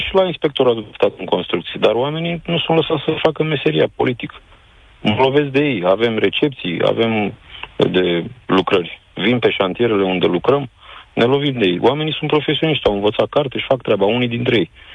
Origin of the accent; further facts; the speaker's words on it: Craiova, Dolj, Romania; sunt inginer constructor, sunt din Craiova